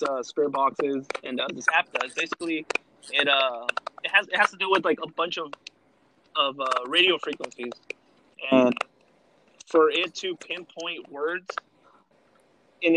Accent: Los Angeles, California, United States; we're from Los Angeles

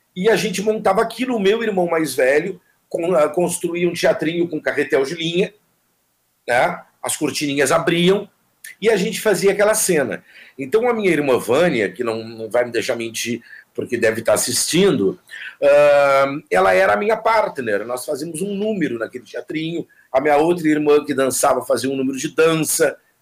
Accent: Jaguarão, Rio Grande do Sul, Brazil; moved away as an adult; also born or lived in Camaquã; now in Porto Alegre, Brazil; Eu fui criado em Jaguarão, uma cidade que é fronteira com o Uruguai

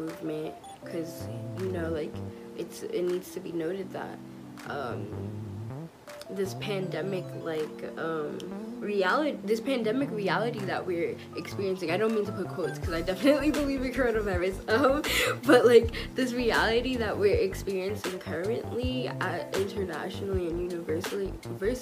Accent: Long Island, New York, United States; I am from Long Island, New York, but my heart and spirit definitely resides in my parents' motherland, Trinidad and Tobago.

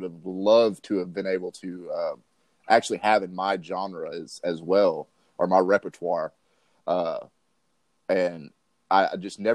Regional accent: Tyler, Texas, United States; I'm from Texas, born and raised in Texas. I'm out of East Texas, Tyler as well

